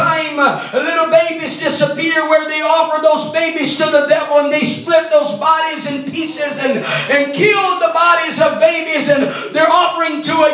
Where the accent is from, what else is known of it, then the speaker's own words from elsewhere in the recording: Brazil; first language Portuguese; English is a second language; I was born in Brazil, so my daddy speaks Spanish, my mama speaks English, and I was born in a Portuguese-speaking country